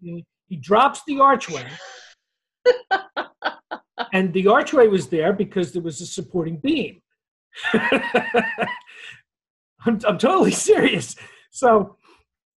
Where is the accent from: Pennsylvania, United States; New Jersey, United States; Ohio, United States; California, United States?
New Jersey, United States; Closter; I grew up in Closter, New Jersey, which is a small town in Bergen County, right off near New York City